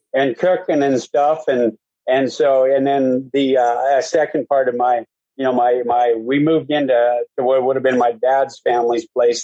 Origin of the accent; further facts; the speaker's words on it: Malta, Montana, United States; I grew up on the High Line of Malta there